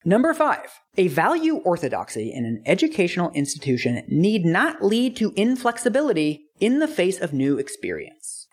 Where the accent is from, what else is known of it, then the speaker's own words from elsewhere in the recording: West Coast, United States; I'm from the West Coast